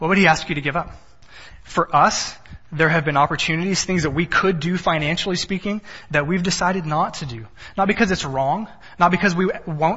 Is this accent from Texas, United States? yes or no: yes; Texas, United States; I'm from Texas. Everything is bigger in Texas